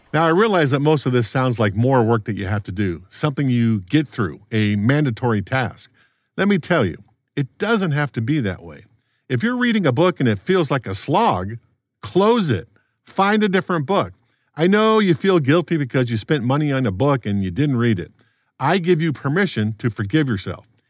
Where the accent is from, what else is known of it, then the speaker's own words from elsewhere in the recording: Los Angeles, California, United States; now in Maryland, United States; When I was a young lad growing up in the Los Angeles suburbs, late nineteen sixties